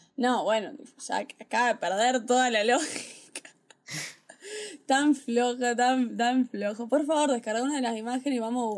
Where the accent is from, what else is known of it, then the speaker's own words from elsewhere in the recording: Argentina; soy argentino